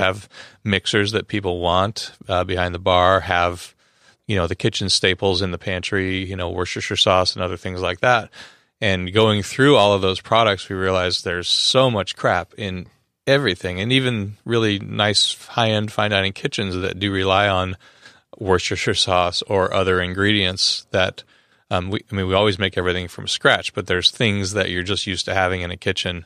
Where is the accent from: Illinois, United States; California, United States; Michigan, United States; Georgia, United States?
California, United States; Los Angeles; I'm from Los Angeles